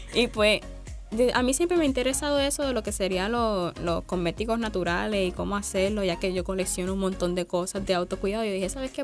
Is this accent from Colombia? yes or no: no; Sabana Grande, Puerto Rico; yo soy de Sabana Grande, Puerto Rico